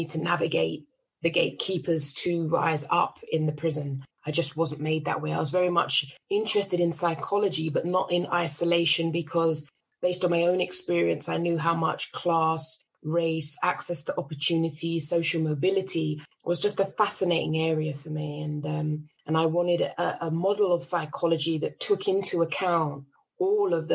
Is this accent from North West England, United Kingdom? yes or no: no; London, United Kingdom; I was raised in Northwest London on an estate called St. Ralph's